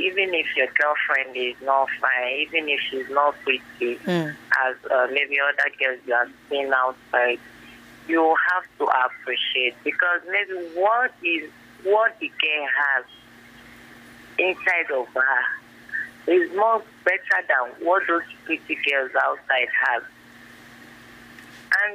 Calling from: Ibafo, Ogun State, Nigeria; I'm calling from Ibafo.

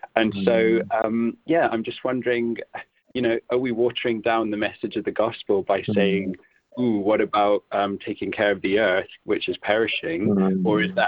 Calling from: Great Shelford, East of England, United Kingdom; From Cambridge, from Great Shelford.

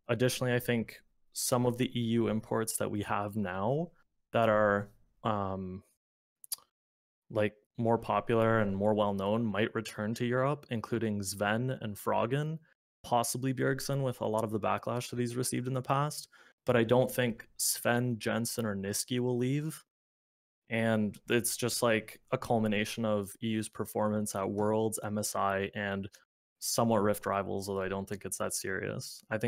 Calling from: London, Ontario, Canada; Canada. Small city called London.

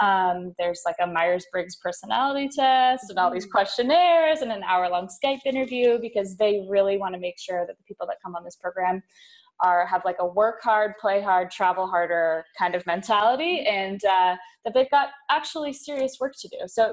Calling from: Split, Split-Dalmatia County, Croatia; I'm recording from Split, Croatia.

